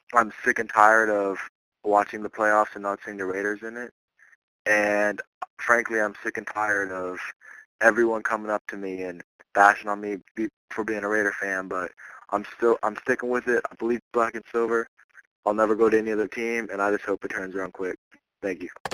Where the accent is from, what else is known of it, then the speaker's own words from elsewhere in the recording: Oakland, California, United States; now in Virginia, United States; I've lived in California my whole life down in Oakland